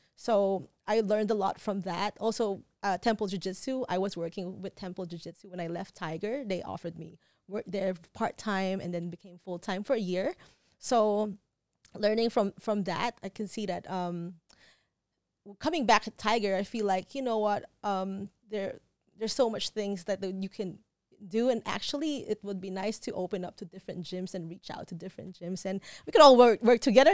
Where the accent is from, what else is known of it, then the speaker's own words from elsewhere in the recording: Philippines; moved away as an adult; now in Phuket, Thailand; growing up, I was born in Philippines, and then we would come for visits in Thailand